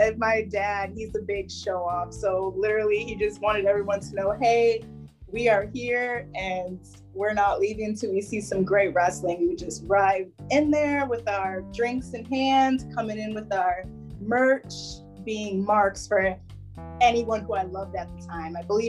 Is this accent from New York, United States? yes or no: yes; Buffalo, New York, United States; I'm actually from Buffalo, New York.